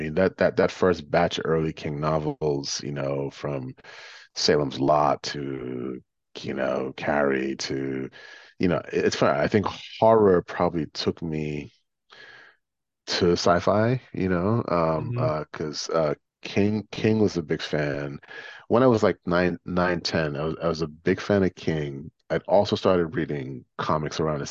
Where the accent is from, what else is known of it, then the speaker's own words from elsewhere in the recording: Guyana; moved away; also born or lived in New York City; growing up in Guyana in the late 70s and early 80s